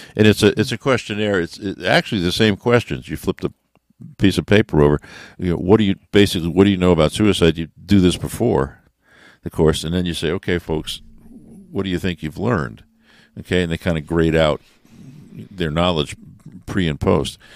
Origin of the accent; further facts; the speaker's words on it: New York, United States; moved away; I'm from New York